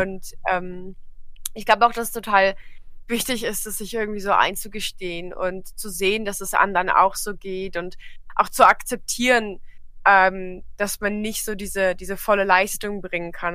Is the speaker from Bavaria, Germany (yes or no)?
no; Trier, Rhineland-Palatinate, Germany; ich komme aus Trier